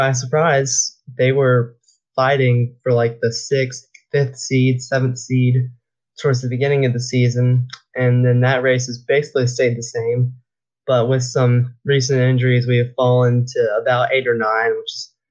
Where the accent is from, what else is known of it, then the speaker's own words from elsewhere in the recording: Charlotte, North Carolina, United States; since I grew up in Charlotte, I grew up a Hornets fan.